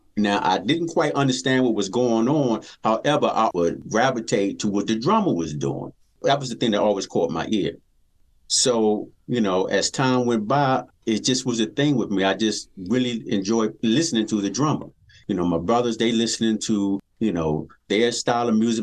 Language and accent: English; Washington, District of Columbia, United States; Born and raised in Washington, D.C.